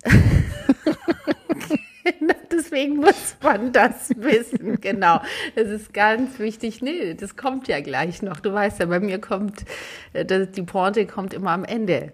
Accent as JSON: {"language": "German", "region": "Southern Germany", "country": "Germany", "said": "ich komme aus Süddeutschland, aus einer kleinen Stadt"}